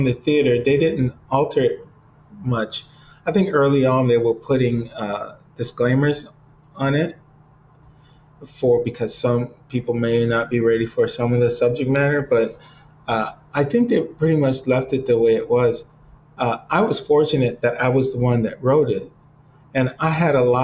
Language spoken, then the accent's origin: English; Cleveland, Ohio, United States; moved away as an adult; now in Los Angeles, United States; growing up in Cleveland